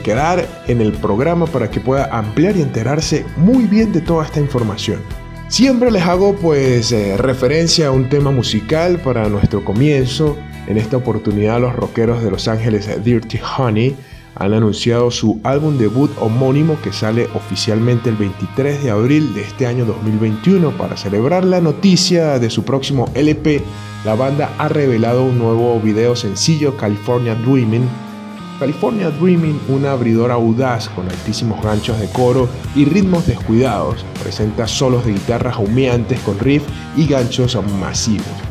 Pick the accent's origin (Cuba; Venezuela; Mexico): Venezuela; mi país natal Venezuela